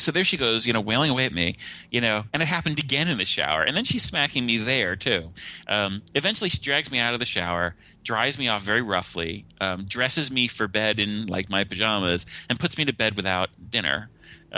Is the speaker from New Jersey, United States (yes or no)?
yes; New Jersey, United States; I grew up in the New Jersey area.